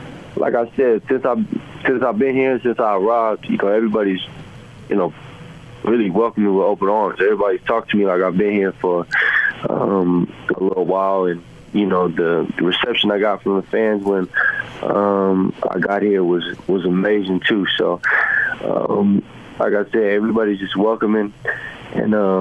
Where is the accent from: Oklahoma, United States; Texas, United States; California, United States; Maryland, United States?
Texas, United States; San Antonio; moved away as an adult; also born or lived in Los Angeles / Cleveland; now in Utah, United States; I'm from San Antonio, Texas.